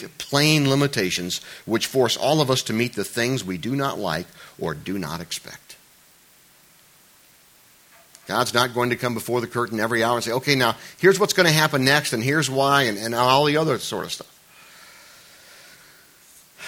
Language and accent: English; United States; I'm an American